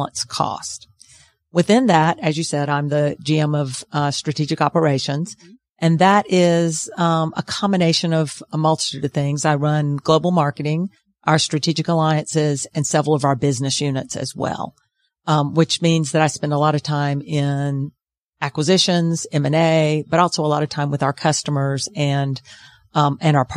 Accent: Macon, Georgia, United States; I grew up in Macon, Georgia

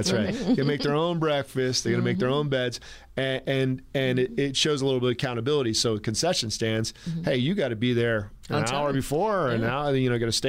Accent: California, United States; Where I grew up in California, adaptive PE is a requirement

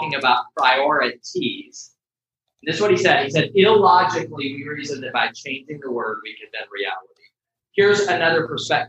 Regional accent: Atlanta, Georgia, United States; I grew up in Metro Atlanta

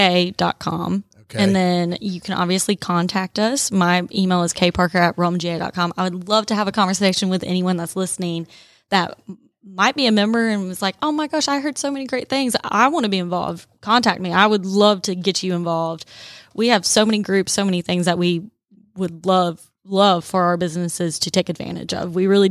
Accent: Southern United States, United States; accent: southern; my southern accent, Julie.

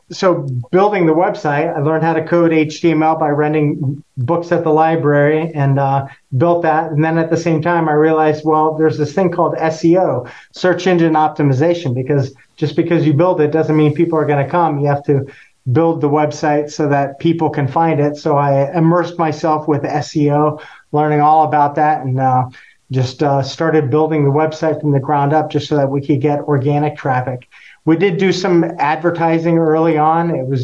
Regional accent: Costa Rica; Well, I'm actually from Costa Rica, so coffee has kind of been in our blood and my DNA for a long time.

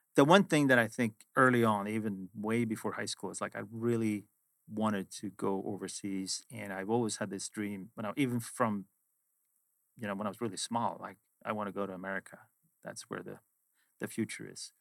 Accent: Sweden; moved away as an adult; also born or lived in London / Boston; originally I am from Sweden, where I grew up, went to high school and university

